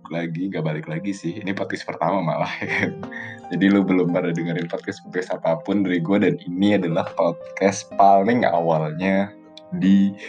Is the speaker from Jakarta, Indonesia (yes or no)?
yes; Jakarta, Indonesia; gue dari Jakarta jadi gue emang lahir di Jakarta sekolah gue gede di Jakarta abis itu gue sekolah di Jakarta